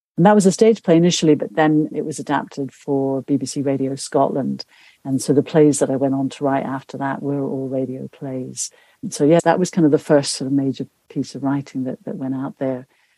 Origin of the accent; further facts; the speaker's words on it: South Asia, Nepal; also born or lived in India / Pakistan; But I grew up in South Asia, in Nepal and India and Pakistan.